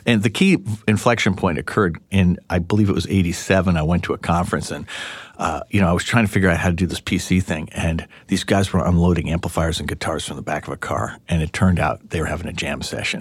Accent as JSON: {"language": "English", "town": "Albany", "region": "New York", "country": "United States", "tie": "born or raised there", "said": "I grew up in Albany, New York"}